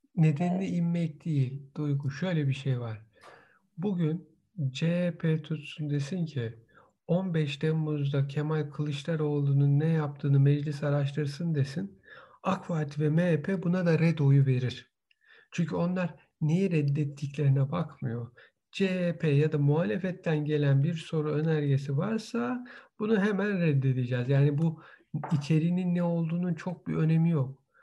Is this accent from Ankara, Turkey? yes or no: no; Istanbul, Turkey; moved away; Bütün gençliğim Boğaz'da geçmiş. Yani üniversiteye gider gelirken de İstanbul Üniversitesi'nde okurken de vapurda işte Marmara Denizi'nde geçmiş